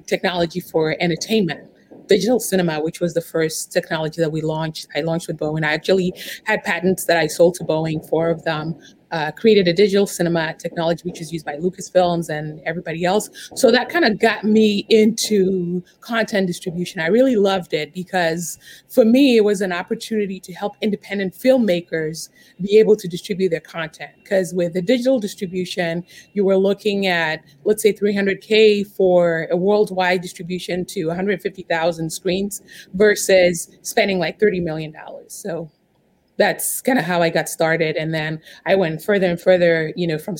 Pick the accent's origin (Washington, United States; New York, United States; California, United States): New York, United States; I'm actually from New York, but right now as we speak, I'm in Chicago